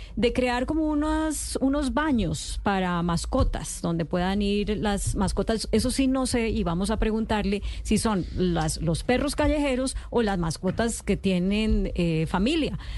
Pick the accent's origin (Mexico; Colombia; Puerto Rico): Colombia; Como colombiano